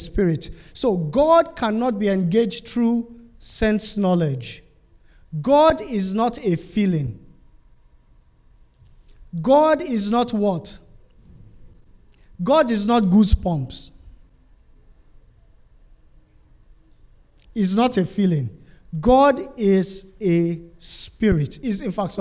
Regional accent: Nigeria; I'm from Nigeria

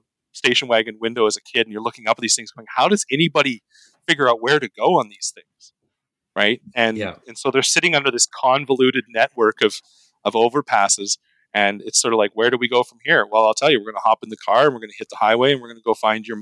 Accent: Canada; as a Canadian looking

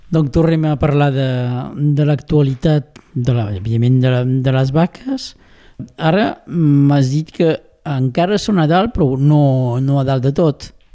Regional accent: Rià, Occitania, France; Com sóc de Rià

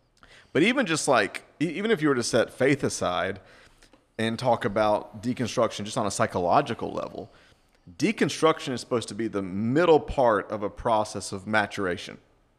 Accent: the South, United States; moved away; You know, I was raised in the South. I mean, you know, Jesus is a Republican kind, you know.

